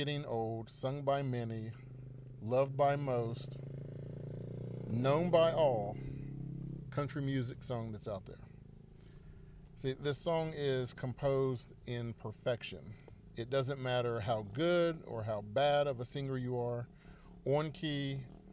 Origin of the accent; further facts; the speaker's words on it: South Charleston, West Virginia, United States; moved away as an adult; also born or lived in Huntington, West Virginia / Ohio; I'm from West Virginia. I was born in Huntington, West Virginia in September of 1980. Grew up in South Charleston, West Virginia.